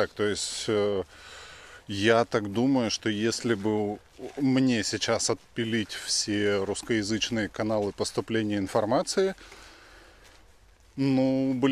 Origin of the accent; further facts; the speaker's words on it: Russia; moved away as an adult; now in Israel; россиянином я себя перестал чувствовать, наверное, спустя месяца три после жизни в Израиле. Потому что, ну, я из России реально убегал.